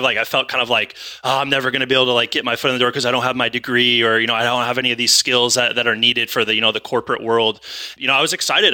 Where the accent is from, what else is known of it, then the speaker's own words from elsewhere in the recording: California, United States; moved away as an adult; also born or lived in Idaho; it's my hometown. It's, you know, it's where I'm from.